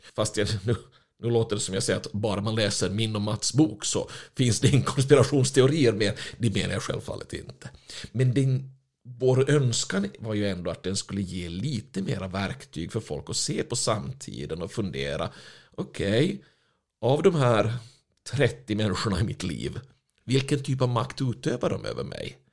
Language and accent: Swedish; Finland; moved away; jag är ju finländare ursprungligen